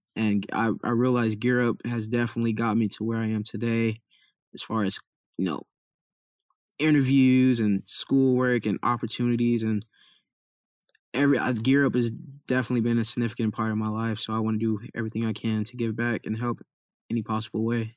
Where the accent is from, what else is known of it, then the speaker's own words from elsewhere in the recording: Compton, California, United States; also born or lived in Irvine, California; I grew up in Compton, California